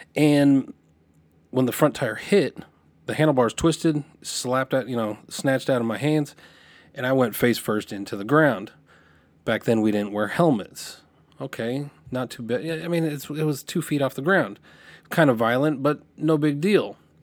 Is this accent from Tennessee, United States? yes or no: no; Lompoc, California, United States; moved away; I, I grew up in Santa Barbara because nobody knows where Lompoc is